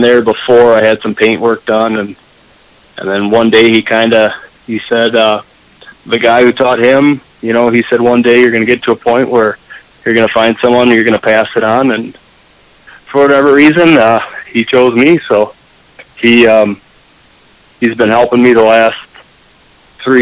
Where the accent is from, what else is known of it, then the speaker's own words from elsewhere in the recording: New Lisbon, Wisconsin, United States; New Lisbon, Wisconsin. Okay. It's about, we were about 1,500 people, and then we got a prison